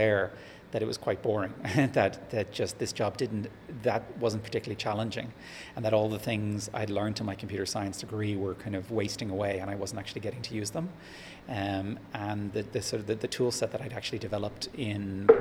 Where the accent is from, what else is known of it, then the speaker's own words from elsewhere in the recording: Dublin, Leinster, Ireland; moved away as an adult; also born or lived in Japan / Australia / Scotland / Massachusetts; now in Sydney, Australia; I grew up in Ireland, Dublin, at the north side